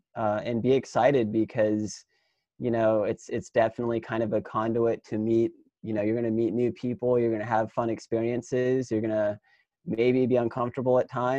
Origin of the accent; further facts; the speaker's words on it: Midwest, United States; I think we endured like a lot of really bad conditions, like growing up in the Midwest and like skating some of these spots.